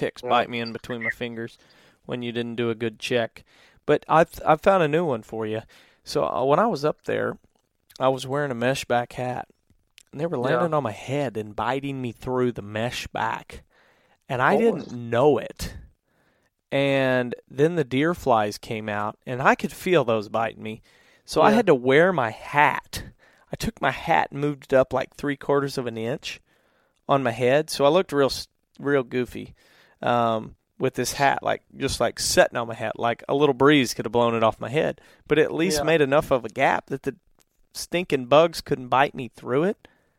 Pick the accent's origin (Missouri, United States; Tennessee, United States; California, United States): Missouri, United States; And I said, "I'm actually from Missouri," and she goes, "I didn't realize they had accents in Missouri."